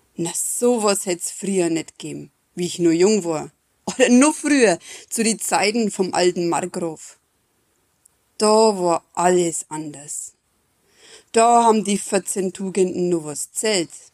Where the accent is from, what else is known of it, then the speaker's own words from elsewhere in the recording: Neustadt an der Aisch, Bavaria, Germany; bei uns in Neustadt